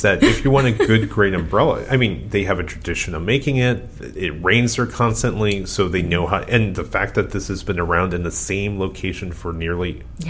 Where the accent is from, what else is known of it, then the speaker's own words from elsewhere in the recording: California, United States; Even as a Californian.